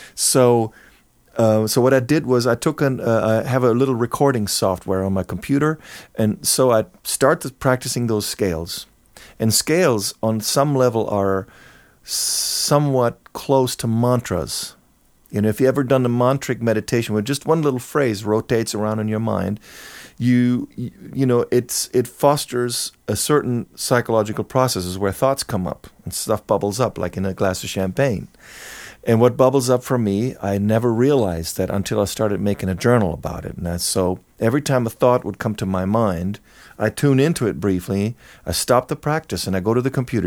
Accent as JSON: {"language": "English", "area": "near Cologne", "region": "North Rhine-Westphalia", "country": "Germany", "tie": "born or raised there", "moved": "as an adult", "lives_now": "Los Angeles, United States", "said": "I grew up in Germany. Um, in Cologne, very close, small town close to Cologne"}